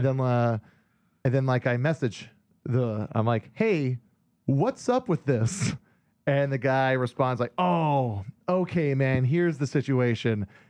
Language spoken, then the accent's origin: English; Hawaii, United States; moved away; a guy I grew up with in Hawaii that I was in bands